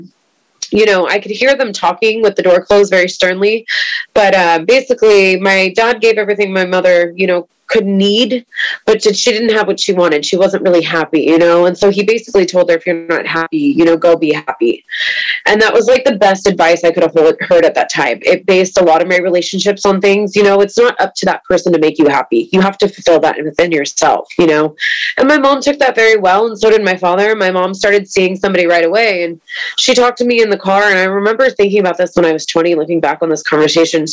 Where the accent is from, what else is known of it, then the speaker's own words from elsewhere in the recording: East Bay, California, United States; I grew up in the East Bay